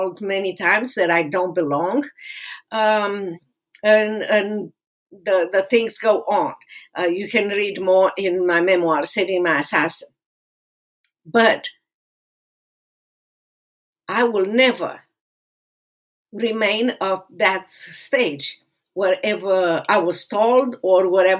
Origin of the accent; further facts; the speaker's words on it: Romania; moved away as an adult; now in United States; I suffer in that place in Romania as a kid and as a teenager